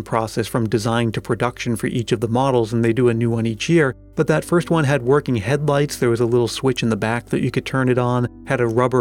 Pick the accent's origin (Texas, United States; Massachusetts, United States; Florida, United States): Massachusetts, United States; I'm from Massachusetts